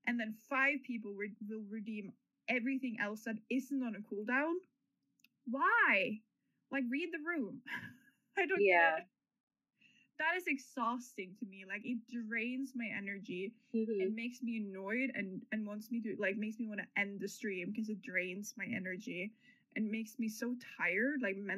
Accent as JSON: {"language": "English", "country": "New Zealand", "said": "I just have a bunch of Norwegian flags everywhere right now. But I'm from New Zealand."}